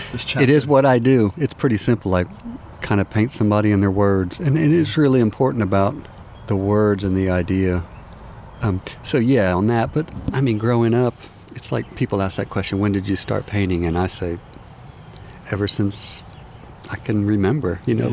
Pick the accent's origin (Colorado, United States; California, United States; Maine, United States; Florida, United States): Florida, United States; Jacksonville; moved away as an adult; also born or lived in Washington, D.C. / Pensacola, Florida / Michigan; now in Savannah, United States; I was born in D.C., and then that year I was born, we moved to Jacksonville, Florida. And then I was there about close to 10 years, and then we moved to Pensacola, Florida.